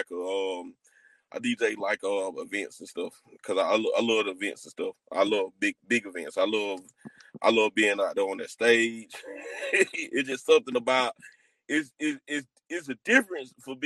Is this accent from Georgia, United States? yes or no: yes; Albany, Georgia, United States; I'm from Albany, Georgia